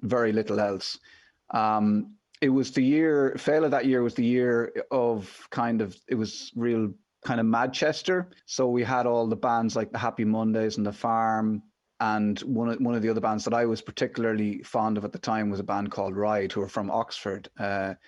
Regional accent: Midlands, Ireland; a young lad growing up in the Midlands

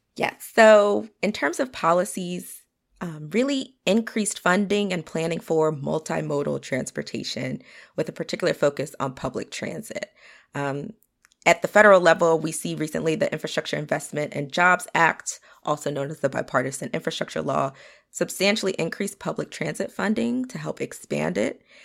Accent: Potomac, Maryland, United States; grew up in Potomac, Maryland.

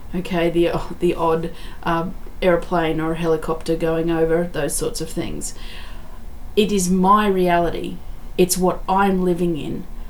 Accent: Australia; I'm very grateful that I'm Australian, that I live in Australia

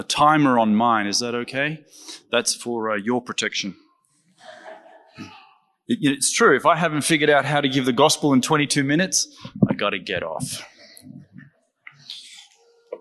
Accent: Australia; I'm Australian

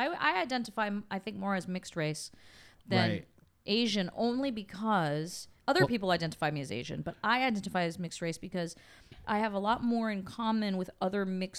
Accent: Canada; I grew up in Canada. It's very liberal.

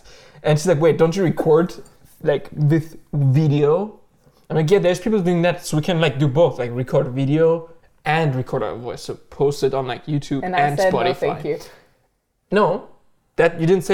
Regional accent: Germany; moved away as an adult; also born or lived in Turkey (ancestry); now in Canada; I moved to Canada like 4 years ago, and I'm from Germany. I was born and raised, but my parents are Turkish

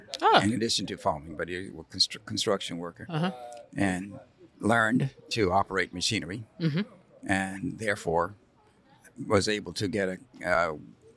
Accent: Durham, North Carolina, United States; also born or lived in Chatham County, North Carolina; I grew up in Durham, North Carolina, but I actually was born in Chatham County, which is right next to Durham

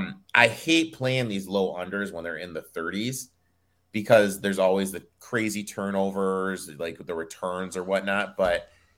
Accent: Michigan, United States; I'm from Michigan

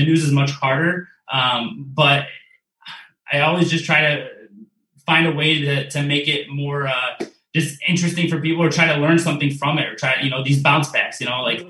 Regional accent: Detroit, Michigan, United States; I'm from Metro Detroit, so I've grown up watching, you know, Channel 7, Channel 4, and Channel 2

